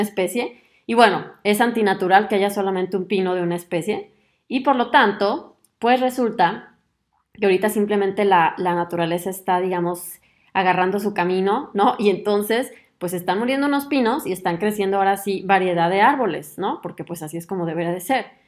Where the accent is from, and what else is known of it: Mexico; moved away as an adult; now in Germany